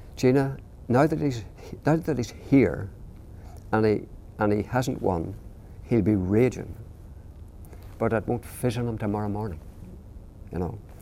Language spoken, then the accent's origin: English; Northern Ireland, United Kingdom; I'm from Northern Ireland.